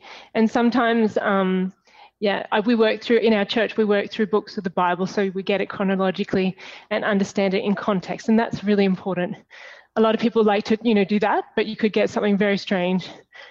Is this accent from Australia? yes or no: yes; Australia; also born or lived in Papua New Guinea; I actually was born in Papua New Guinea, which is the country above Australia, but I'm Australian and we moved back to Australia when I was 11.